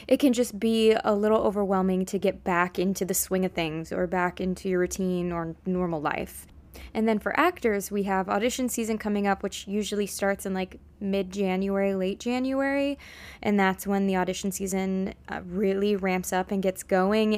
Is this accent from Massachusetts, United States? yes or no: no; Vancouver, Washington, United States; moved away as an adult; also born or lived in Fort Worth, Texas; now in New York City, United States; I am originally from Vancouver, Washington, um, not to be confused with Vancouver, Canada